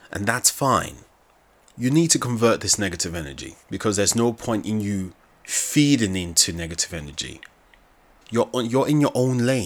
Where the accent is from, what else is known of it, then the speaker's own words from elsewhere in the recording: Nigeria; accent: Nigerian; my Nigerian accent